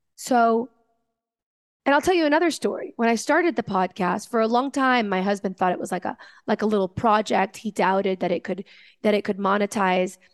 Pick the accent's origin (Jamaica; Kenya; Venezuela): Venezuela; I come from Venezuela